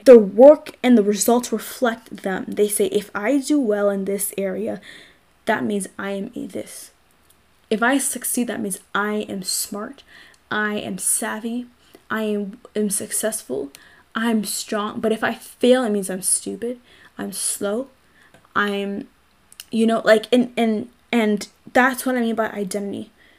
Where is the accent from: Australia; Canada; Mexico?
Canada; I'm Black. I'm Canadian.